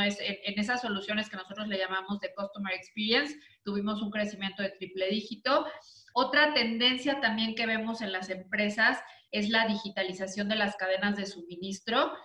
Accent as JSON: {"language": "Spanish", "country": "Mexico", "said": "yo soy mexicana"}